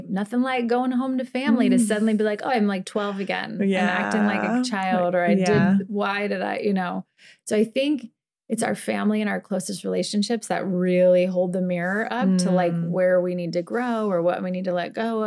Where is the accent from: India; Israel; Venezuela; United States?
United States; Midwest; growing up in the Midwest in like a normal suburban family